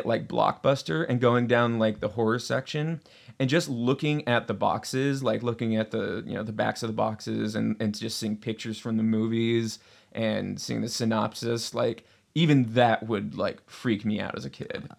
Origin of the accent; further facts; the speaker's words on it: Seattle, Washington, United States; I'm from the Pacific Northwest, where unless you have a big-ass antenna, you can't even get regular TV.